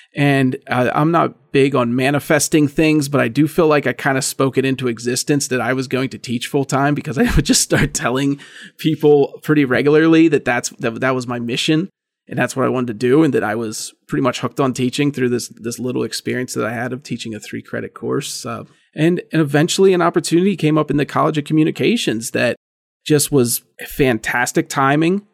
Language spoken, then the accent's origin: English; Indiana, Pennsylvania, United States; moved away as an adult; now in State College, United States; the Indiana Gazette, which was essentially my hometown paper